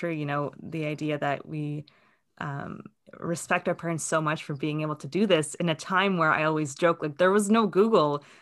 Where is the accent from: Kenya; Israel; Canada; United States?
Israel; moved away; I immigrated from Israel, so we're kind of all over the world here.